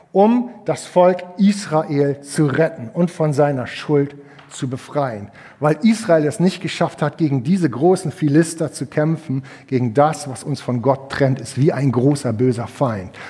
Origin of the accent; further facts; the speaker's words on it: Schleswig-Holstein, Germany; Ich komme aus Hamwade, Geestach, Zwedorf.